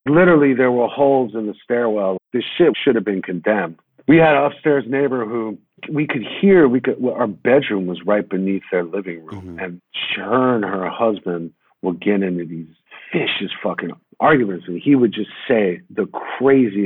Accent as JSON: {"language": "English", "town": "New York City", "region": "New York", "country": "United States"}